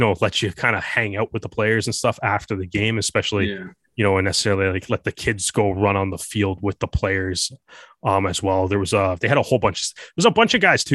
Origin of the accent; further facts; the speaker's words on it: Canada; myself growing up in Canada